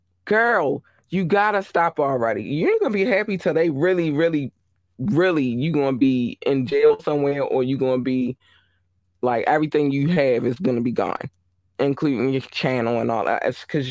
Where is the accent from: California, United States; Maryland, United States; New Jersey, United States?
Maryland, United States; Baltimore; I remember I was in, because I'm from Baltimore, Maryland.